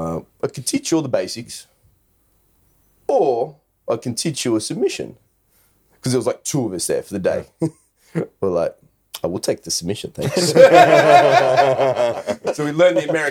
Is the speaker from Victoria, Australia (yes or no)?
no; Brisbane, Queensland, Australia; I just grew up in Brisbane